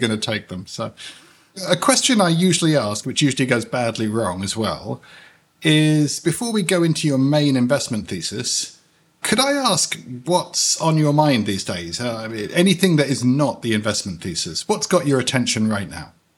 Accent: United Kingdom; now in United States; I'm a British citizen, but I live in the United States.

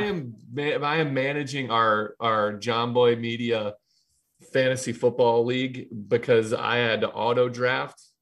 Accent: Ohio, United States; moved away as an adult; now in New York, United States; I'm from Ohio

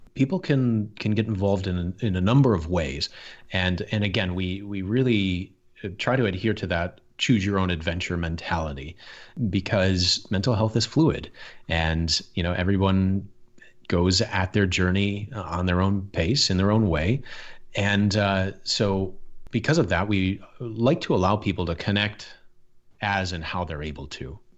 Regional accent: Michigan, United States; I grew up in Michigan

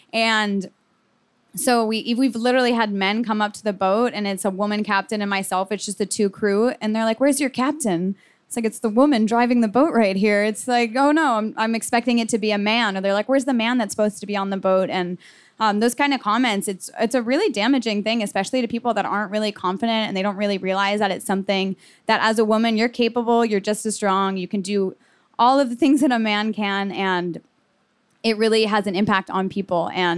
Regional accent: Miami, Florida, United States; So I kind of mentioned already that I was from Miami. So I had just the really amazing opportunity to grow up near the water

